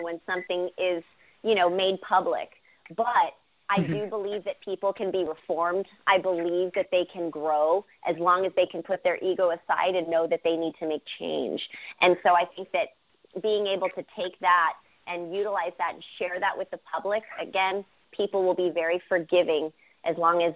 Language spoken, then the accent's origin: English; Bay Area, California, United States; growing up in the Bay Area, my family was divided.